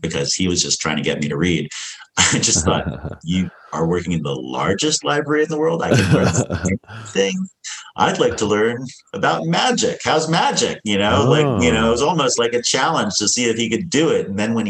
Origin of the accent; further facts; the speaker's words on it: Washington, District of Columbia, United States; also born or lived in San Francisco / Ithaca; by the time I was born in San Francisco and, you know, 5 years later, my dad gotten a job in Ithaca, New York at Cornell University. But then by the time I was seven, we were moving to Washington, D.C.